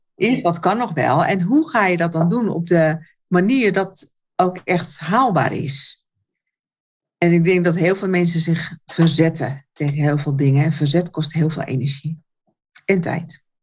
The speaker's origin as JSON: {"language": "Dutch", "town": "Alkmaar", "region": "North Holland", "country": "Netherlands", "said": "Ik kom uit Alkmaar"}